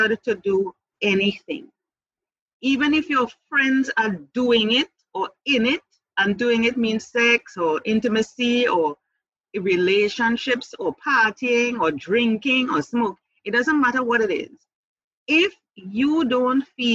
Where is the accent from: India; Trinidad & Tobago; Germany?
Trinidad & Tobago; moved away as an adult; also born or lived in Jamaica; I came back to my home country July 2017. So you're actually talking to me in Trinidad and Tobago at this time.